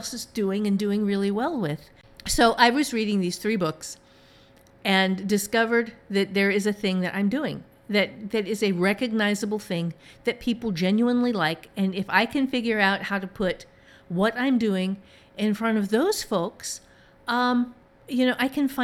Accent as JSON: {"language": "English", "region": "Ohio", "country": "United States", "moved": "yes", "said": "the part of Ohio that I am from"}